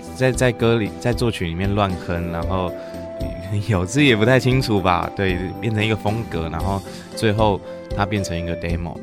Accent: Keelung, Taiwan; 我也是基隆人

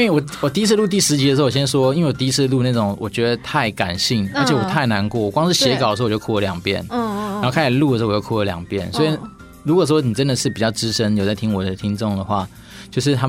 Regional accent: China; 哦，你也知道，我们中国人还是有一些很奇怪的美德。

